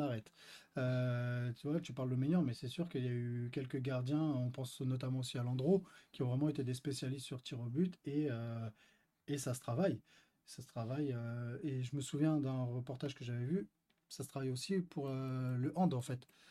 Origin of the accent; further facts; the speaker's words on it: France; On est, nous sommes français